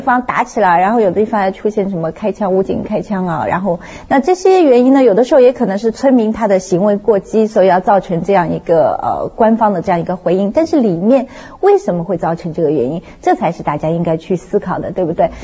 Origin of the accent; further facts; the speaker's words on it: Shanghai, China; now in Hong Kong, China; 我成长的这地方，上海叫青浦那个地方